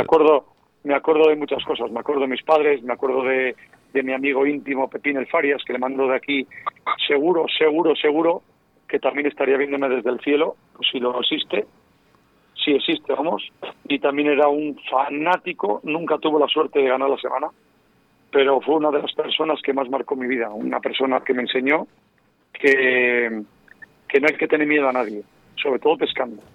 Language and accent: Spanish; Castile and León, Spain; soy leonés